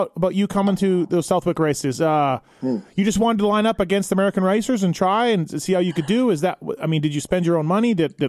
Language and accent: English; Canada; moved away as an adult; now in United States; I'm Canadian, so I don't really care how America does in motocross nations, but I've lived here for over 20 years.